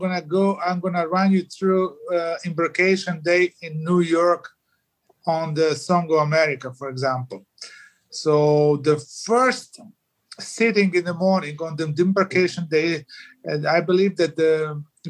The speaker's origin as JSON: {"language": "English", "country": "Croatia", "said": "I was from Croatia."}